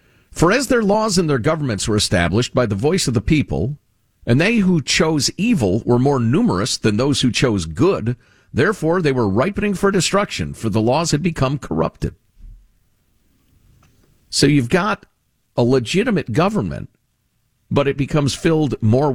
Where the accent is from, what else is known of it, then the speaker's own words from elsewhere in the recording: Chicago, Illinois, United States; I grew up in Chicagoland